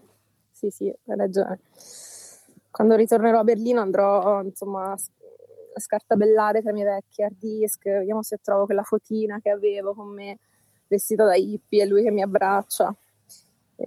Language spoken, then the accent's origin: Italian; Melito di Porto Salvo, Calabria, Italy; dopo Melito, uh-huh. che è il mio paese